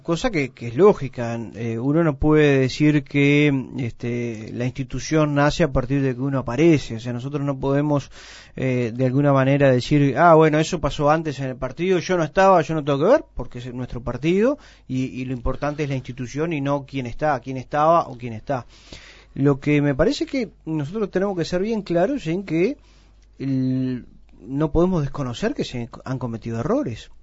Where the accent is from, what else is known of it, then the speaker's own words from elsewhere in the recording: Uruguay; tenemos un precioso país